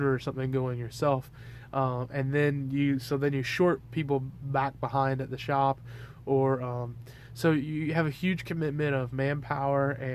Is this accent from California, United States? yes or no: no; Georgia, United States; I'm from Georgia